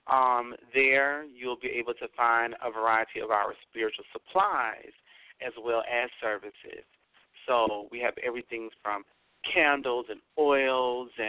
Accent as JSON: {"language": "English", "area": "the South", "region": "Alabama", "country": "United States", "tie": "born or raised there", "said": "I live in Alabama, so I am down here in the South and um, born and raised in the South."}